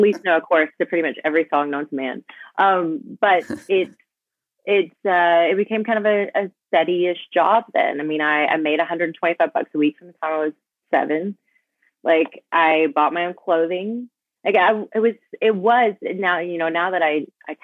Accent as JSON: {"language": "English", "town": "Dallas", "region": "Texas", "country": "United States", "tie": "born or raised there", "also_born_or_lived": "Mississippi", "said": "I grew up in Mississippi till I was 6 and then moved to Dallas"}